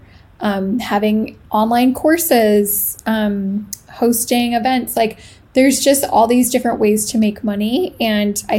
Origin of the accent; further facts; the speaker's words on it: Canada; moved away as an adult; now in Italy; I am Canadian. I live in Italy as of August of this year